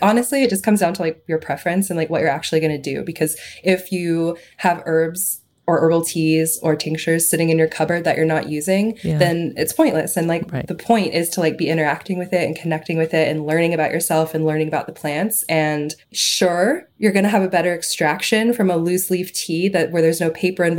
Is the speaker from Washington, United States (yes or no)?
no; Chattanooga, Tennessee, United States; I'm from Chattanooga